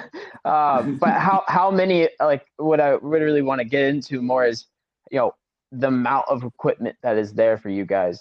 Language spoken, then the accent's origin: English; Charleston, South Carolina, United States; born or raised there; moved away as an adult; also born or lived in Colorado / New Zealand; now in Germany